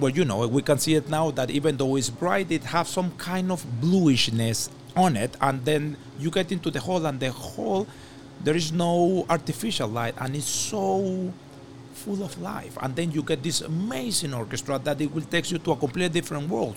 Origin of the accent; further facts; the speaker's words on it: Venezuela; moved away as an adult; now in Montreal, Canada; I come from Venezuela